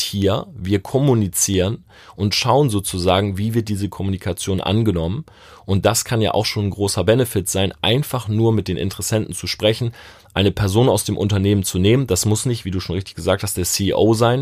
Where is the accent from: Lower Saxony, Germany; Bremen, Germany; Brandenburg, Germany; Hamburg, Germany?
Lower Saxony, Germany; Delmenhorst; moved away; ich komme ursprünglich aus Delmenhorst.